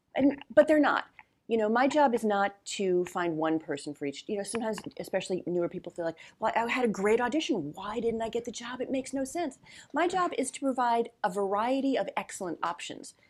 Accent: New Jersey, United States; also born or lived in New York; now in Los Angeles, United States; I grew up in New Jersey and I wasn't a big Jersey Shore person

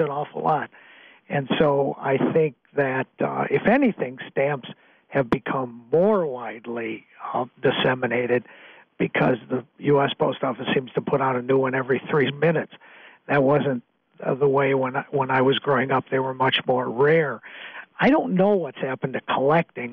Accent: Waukegan, Illinois, United States; moved away as an adult; also born or lived in Madison, Wisconsin; growing up in Waukegan

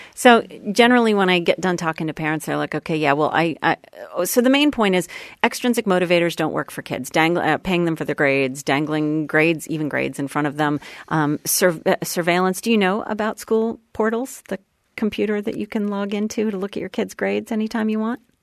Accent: Sherborn, Massachusetts, United States; I grew up right outside of Boston

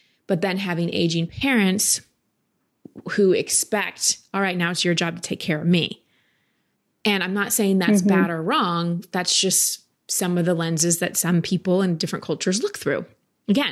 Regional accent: United States; I was raised here in America

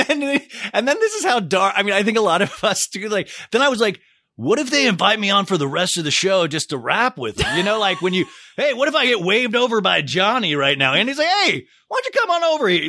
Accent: Olathe, Kansas, United States; as a little kid, I grew up in Olathe, Kansas

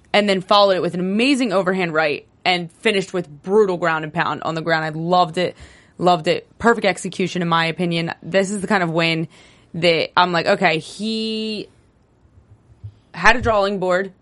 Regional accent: New Jersey, United States; moved away; I'm from New Jersey

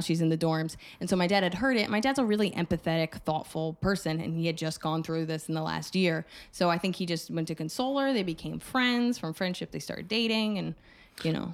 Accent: New Jersey, United States; I grew up in Jersey

